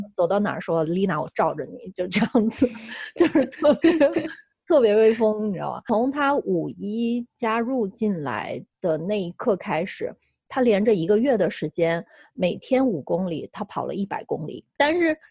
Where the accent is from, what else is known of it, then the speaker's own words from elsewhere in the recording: China; moved away; 其实二零一五年回国之前，我一直从事，呃，生态和可持续性发展设计